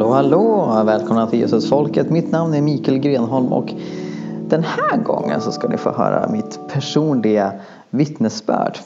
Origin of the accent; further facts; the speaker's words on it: Karlstad, Värmland, Sweden; moved away as an adult; now in Uppsala, Sweden; jag föddes här i Uppsala. Jag eh, bodde i åtta år här och sen så flyttade vi till Karlstad. Och där bodde jag i tio år och kom tillbaka när jag var 18